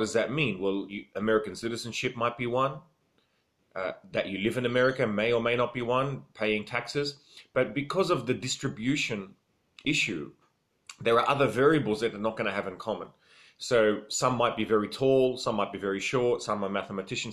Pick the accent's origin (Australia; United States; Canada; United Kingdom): Australia; I am Australian.